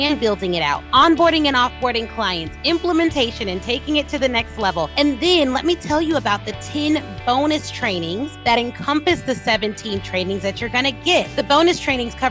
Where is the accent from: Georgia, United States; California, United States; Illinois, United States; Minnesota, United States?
Illinois, United States; Flossmoor; I'm from Flossmoor